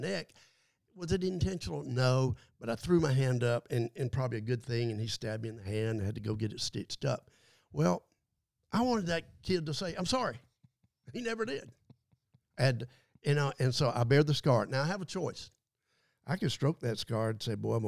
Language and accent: English; Adel, Georgia, United States; Growing up in Adel, Georgia, man, that's pretty, you know, small town